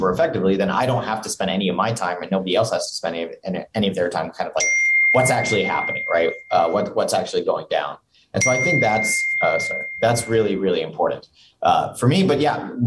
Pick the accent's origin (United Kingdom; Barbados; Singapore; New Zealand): Singapore; now in Provo, United States; growing up in Singapore